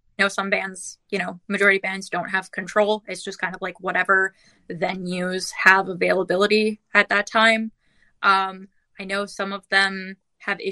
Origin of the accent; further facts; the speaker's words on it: Vancouver, British Columbia, Canada; I was born and raised in Vancouver